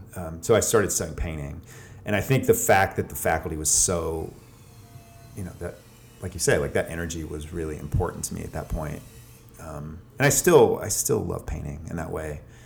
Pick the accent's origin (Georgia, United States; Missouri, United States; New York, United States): Georgia, United States; Atlanta; moved away as an adult; also born or lived in Boston, Massachusetts; now in Athens, United States; I grew up in Atlanta